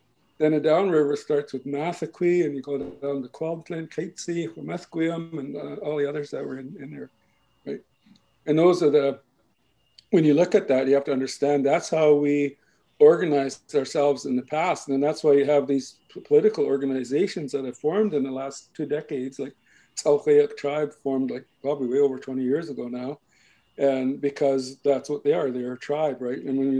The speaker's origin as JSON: {"language": "English", "area": "Shohamel", "region": "British Columbia", "country": "Canada", "said": "I'm from Shohamel, right? But rightfully, I should be saying I'm from the Teat tribe, the village of Shohamel, you know, in the Teat tribe."}